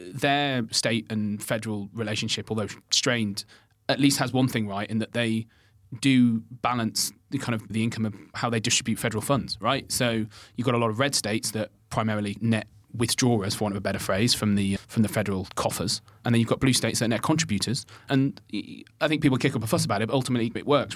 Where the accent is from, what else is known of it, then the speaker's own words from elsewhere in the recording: Birmingham, West Midlands, United Kingdom; I grew up in Birmingham